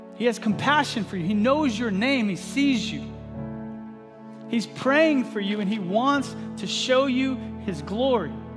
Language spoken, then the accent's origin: English; Texas, United States; moved away as an adult; now in Eastern Washington, United States; I grew up in Texas